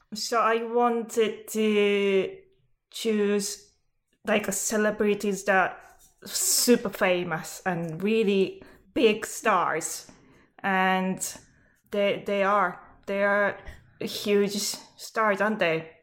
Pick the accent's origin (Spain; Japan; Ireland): Japan; moved away; I'm from Japan